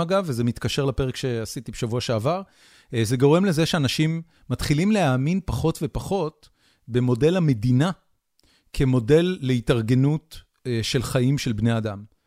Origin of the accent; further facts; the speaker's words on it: Haifa, Haifa District, Israel; חיפה לצורך העניין, שהיא אה, עיר הולדתי ואני מכיר אותה יחסית טוב